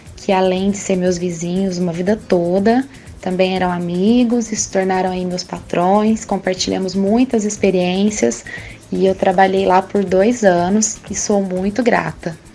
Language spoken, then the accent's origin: Portuguese; Guaranésia, Minas Gerais, Brazil; moved away as an adult; now in Campinas, Brazil; eu nasci aí em Guaranésia, morei aí por trinta anos